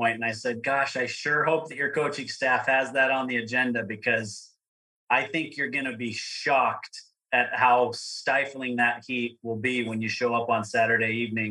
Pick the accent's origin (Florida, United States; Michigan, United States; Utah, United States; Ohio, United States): Utah, United States; Provo; I grew up in Provo, Utah, which is where Brigham Young University is.